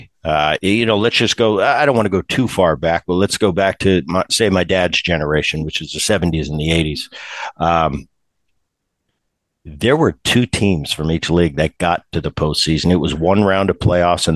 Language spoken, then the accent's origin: English; Philadelphia, Pennsylvania, United States; growing up in Philly, watching Dad on those Phillies teams